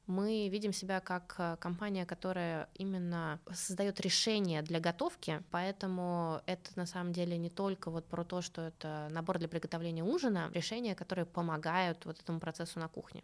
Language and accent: Russian; Saint Petersburg, Russia; also born or lived in Cambridge, Massachusetts, United States; now in Moscow, Russia; я родилась в Ленинграде